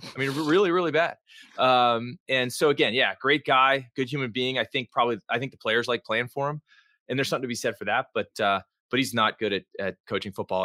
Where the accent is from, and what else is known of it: Washington, District of Columbia, United States